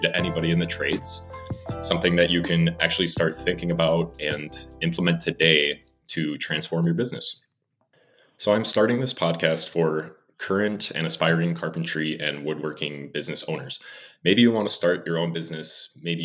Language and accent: English; Wisconsin, United States; moved away as an adult; now in Los Angeles, United States; I grew up in Wisconsin all my life, and I've lived in Los Angeles now for about 6 years